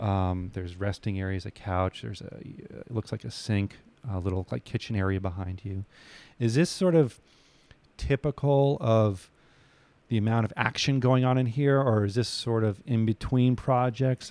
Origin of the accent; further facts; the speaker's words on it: New England, United States; I grew up in New England